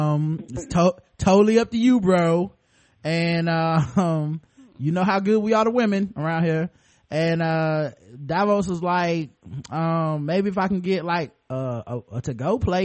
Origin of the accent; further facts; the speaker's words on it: Australia; I know because I looked it up on Rap Genius, and I'm from Australia.